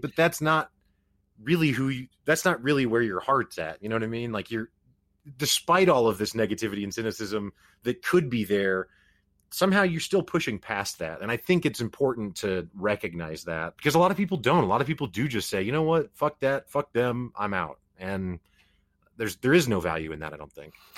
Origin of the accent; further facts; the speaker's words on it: Springfield, Missouri, United States; I grew up in the Midwest. I'm from Springfield, Missouri